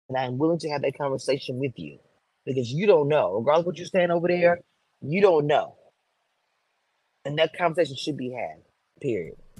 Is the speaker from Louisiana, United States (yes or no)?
yes; New Orleans, Louisiana, United States; New Orleans, my hometown